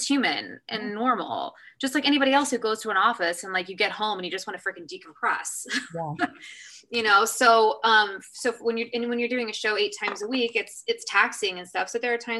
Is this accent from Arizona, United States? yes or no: no; Kansas City, Missouri, United States; when we were actually in Kansas City, in my hometown. So I actually got to go on for Elizabeth in my hometown.